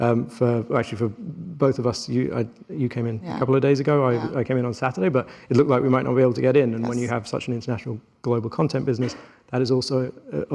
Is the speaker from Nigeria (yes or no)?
no; United Kingdom; I'm Indian British